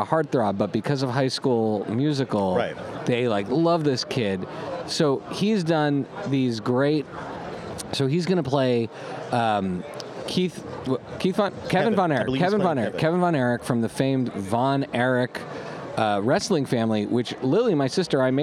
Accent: Montreal, Quebec, Canada; grown up in Montreal, my affection for, the French-Canadian love

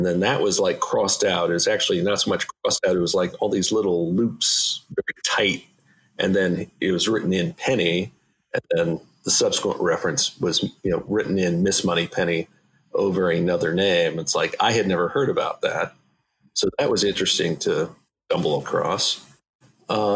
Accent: Indiana, United States; moved away; Indiana, my home state

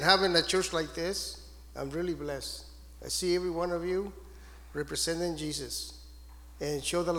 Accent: Mexico; now in United States; I'm from Mexico and I came to the United States and I became a citizen

